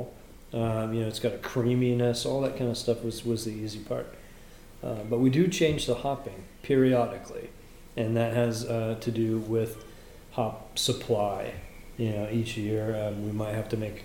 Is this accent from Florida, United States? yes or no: no; California, United States; moved away as an adult; now in North Carolina, United States; I went to high school about 30 miles away from there. I'm from California originally